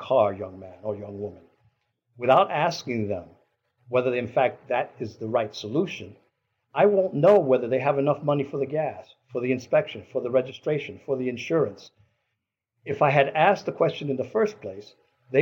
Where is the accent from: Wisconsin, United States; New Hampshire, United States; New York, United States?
New York, United States; New York City; now in Albany, United States; those of us from New York City, I grew up in New York City